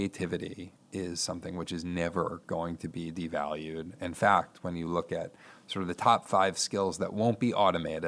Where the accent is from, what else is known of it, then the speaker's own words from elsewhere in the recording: New York, United States; moved away as an adult; now in Toledo, United States; I'm from New York. I went away to college.